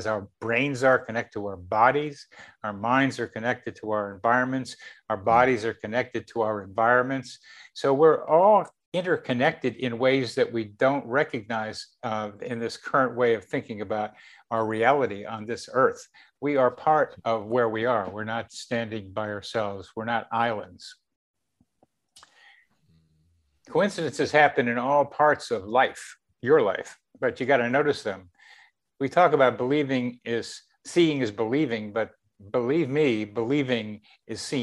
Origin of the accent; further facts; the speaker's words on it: Wilmington, Delaware, United States; As a teenager in Wilmington, Delaware